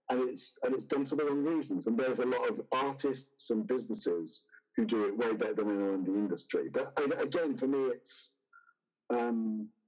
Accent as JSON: {"language": "English", "country": "United Kingdom", "also_born_or_lived": "Oxford / United States", "moved": "as an adult", "said": "I'm British and lived in Oxford."}